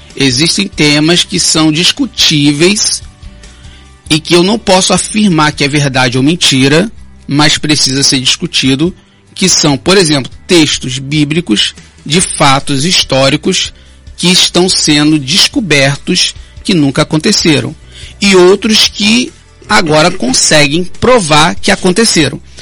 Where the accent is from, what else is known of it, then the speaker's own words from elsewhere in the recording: Rio de Janeiro, Brazil; now in Campos dos Goytacazes, Brazil; desde o Rio de Janeiro, que eu fui criado lá no Complexo Alemão